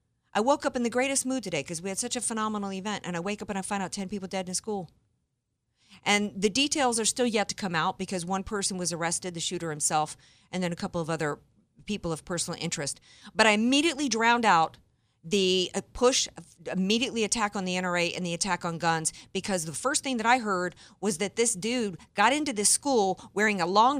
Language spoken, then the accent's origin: English; the South, United States; I grew up in the South